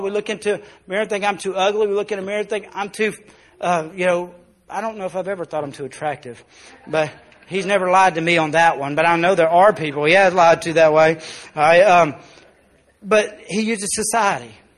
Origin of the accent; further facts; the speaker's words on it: South Arkansas, United States; we're born in South Arkansas